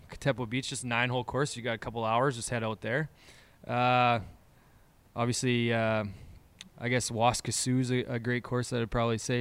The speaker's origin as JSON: {"language": "English", "town": "Moose Jaw", "region": "Saskatchewan", "country": "Canada", "said": "the three of us, we essentially, we're from Moose Jaw"}